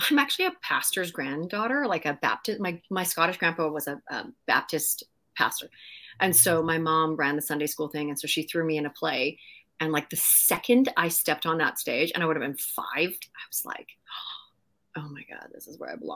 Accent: Maple Ridge, British Columbia, Canada; Yeah, in a tiny little town called Maple Ridge. Uh, we have some really cool people that came out of Maple Ridge.

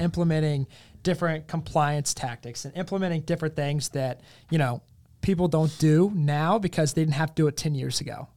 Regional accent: South Hill, Virginia, United States; moved away as an adult; also born or lived in Ferrum, Virginia; now in Richmond, United States; growing up in South Hill and going to Ferrum

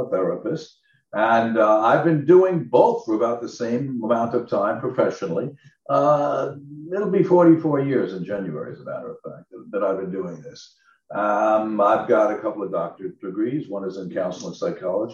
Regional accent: Long Island, New York, United States; now in Southern California, United States; I come from an aviation family, and I'm from Long Island, New York

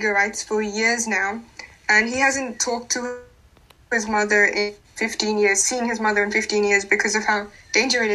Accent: Pakistan; moved away; I am from Pakistan

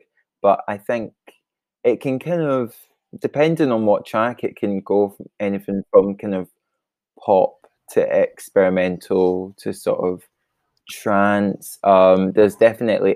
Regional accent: Kilmarnock, Scotland, United Kingdom; moved away as an adult; now in Glasgow, United Kingdom; I'm originally from Kilmarnock in Scotland, but I moved to Glasgow for art school.

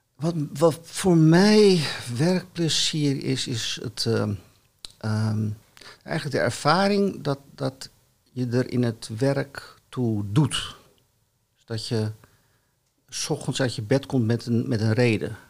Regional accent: Amsterdam, North Holland, Netherlands; ik kom uit het Amsterdamse gezin

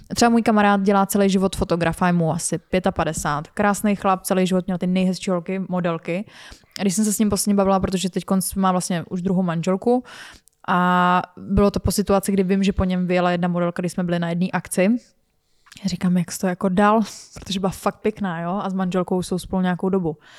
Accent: Czechia

